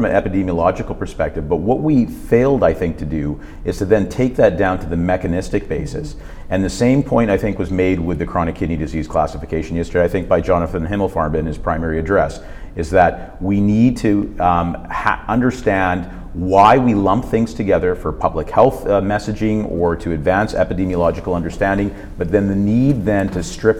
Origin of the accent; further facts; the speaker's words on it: Canada; I come from Canada